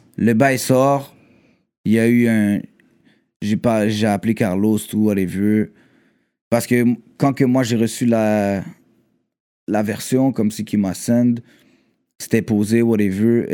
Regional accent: Quebec, Canada; Je suis Québécois

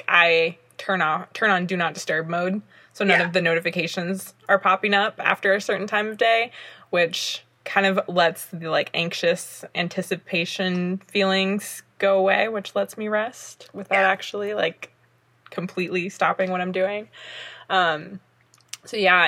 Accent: the South, United States; I'm from the South as well

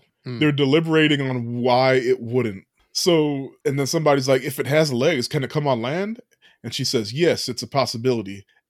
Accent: Japan; we're from Japan where we can comment on, not really comment, but like have a weighted comment on

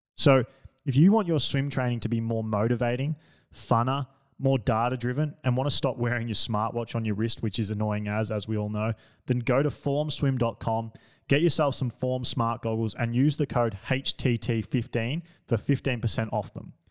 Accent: Australia; I'm an Australian

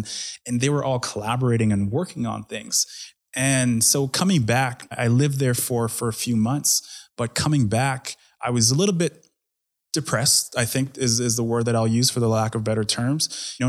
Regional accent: Edmonton, Alberta, Canada; So I was pretty much born and raised in Edmonton. And when I say that, I wasn't technically born here, but my family immigrated here when I was 3 years old.

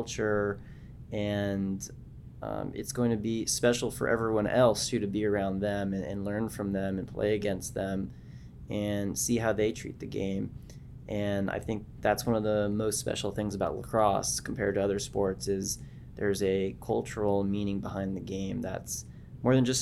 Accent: Southern California, United States; also born or lived in Canada; I grew up in Southern California, and I grew up playing box lacrosse

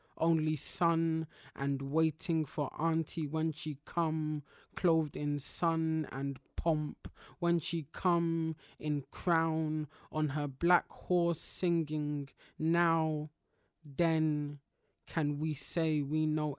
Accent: London, United Kingdom; growing up in Black parts of London

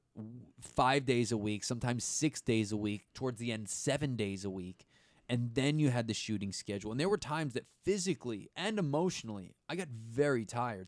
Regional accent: East Coast, United States; I grew up on the East Coast

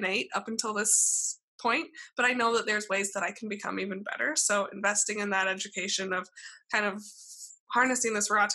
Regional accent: Alaska, United States; now in California, United States; growing up in Alaska

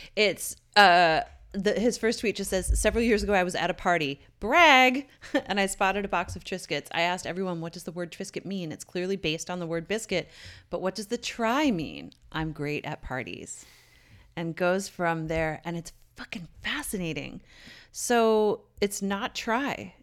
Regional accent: Newfoundland and Labrador, Canada; moved away; my hometown in Newfoundland

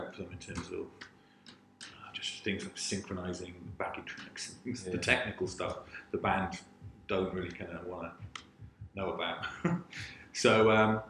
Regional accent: St Davids, Wales, United Kingdom; when I was growing up in St. David's, because it was so remote, you know, I lived on a council estate

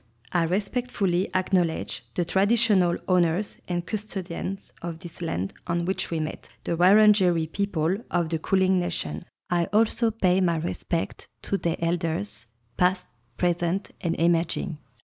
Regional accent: France; English is a second language; now in Melbourne, Australia; I am …, I'm from France, and I've been living in Melbourne for many years.

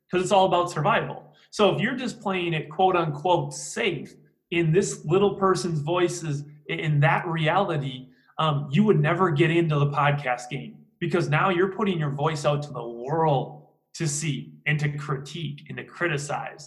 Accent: Green Bay, Wisconsin, United States; I'm from Green Bay, Wisconsin

